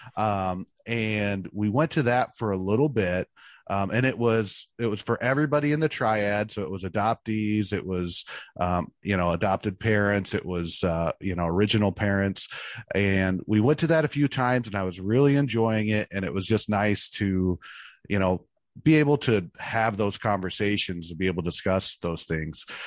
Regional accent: Mackinaw, Illinois, United States; also born or lived in Danville, Illinois; I was born in Danville, Illinois, uh, which is kind of on the Indiana border. And I was raised in Mackinac, Illinois, which is kind of central Illinois

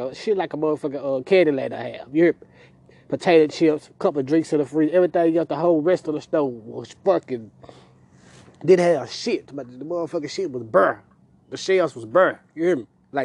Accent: Memphis, Tennessee, United States; I'm from Klondike

